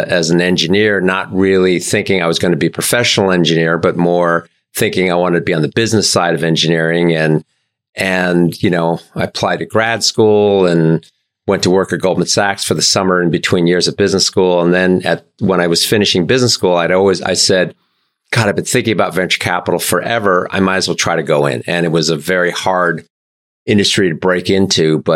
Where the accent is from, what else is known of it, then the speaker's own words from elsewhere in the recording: New York, United States; I grew up in New York, and my parents were both engineers